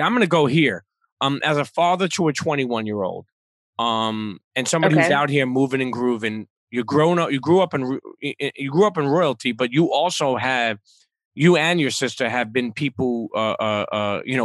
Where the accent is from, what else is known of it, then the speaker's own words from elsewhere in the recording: New York City, New York, United States; as a New Yorker